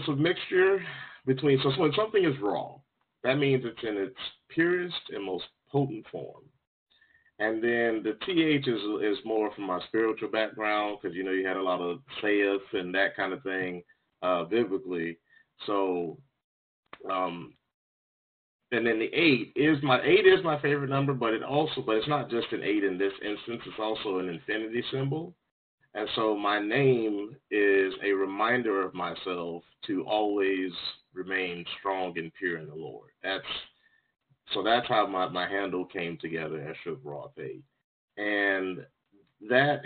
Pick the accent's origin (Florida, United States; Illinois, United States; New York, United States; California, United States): Florida, United States; Jacksonville; also born or lived in Ohio / North Carolina; I grew up in Jacksonville, Florida, where I live currently